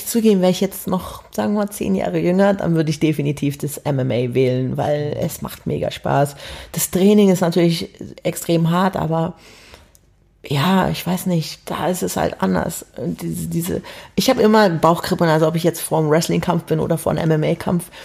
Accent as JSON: {"language": "German", "region": "Berlin", "country": "Germany", "also_born_or_lived": "Hamburg", "said": "also ich komme ja ursprünglich aus Berlin, habe dann in Hamburg gewohnt"}